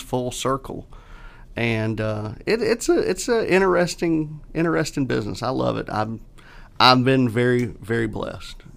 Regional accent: Catawba / Leslie, near Rock Hill, South Carolina, United States; I'm a kid from Catawba Leslie. Yep. Um, you know, going to Rock Hill High

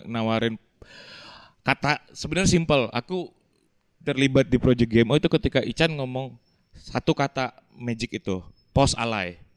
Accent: Sumatra, Indonesia; kita berdua tuh deket gara-gara aku pernah besar di Sumatera. Dia besar di Sumatera.

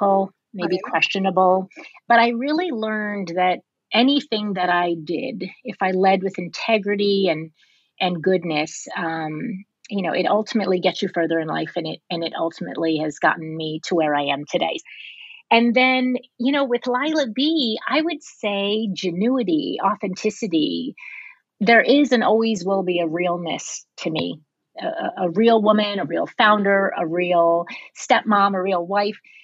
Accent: New York, United States; moved away as an adult; now in California, United States; I was born and raised on the East Coast

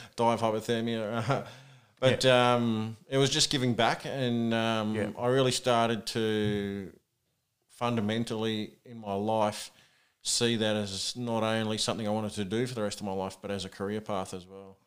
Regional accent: Sydney, New South Wales, Australia; also born or lived in Auckland, New Zealand; moved over to Australia when I was about eight with my parents, mm-hmm. with my uh, sister as well. Yeah, we moved into Sydney

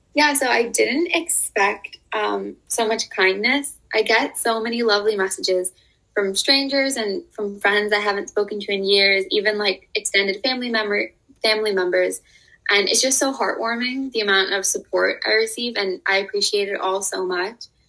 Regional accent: United States; growing up in America

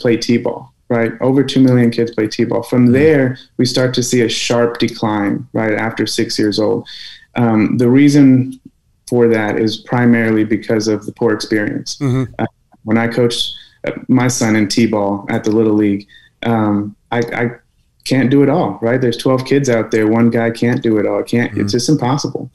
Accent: San Antonio, Texas, United States; I loved UTSA. It's my hometown

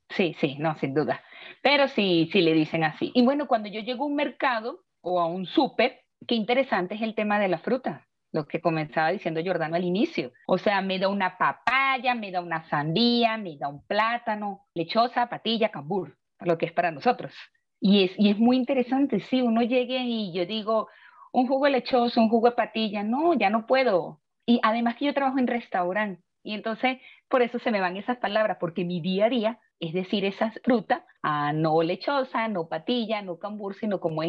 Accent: Venezuela; also born or lived in Panama; now in Mexico; Cuando salí de Venezuela, llegué a Panamá, llegué aquí a México

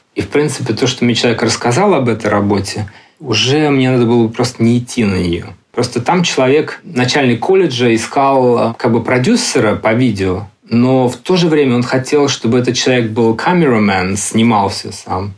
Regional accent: Russia; moved away as an adult; also born or lived in London; now in Barcelona, Spain; я из России

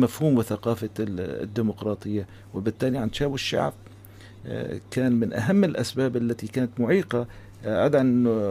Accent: Syria; نحن كسوريين

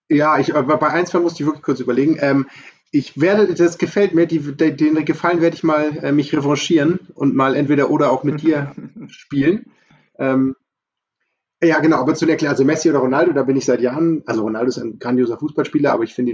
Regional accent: Hamburg, Germany; hättest als Hamburger hätte ich auch noch die Antwort weder noch gelten lassen.

